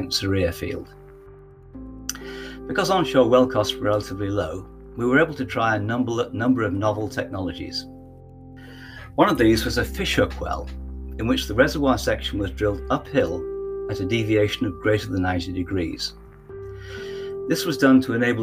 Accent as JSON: {"language": "English", "town": "Leeds", "region": "Yorkshire and the Humber", "country": "United Kingdom", "tie": "born or raised there", "moved": "as an adult", "said": "I graduated from my hometown university, Leeds, in 1980."}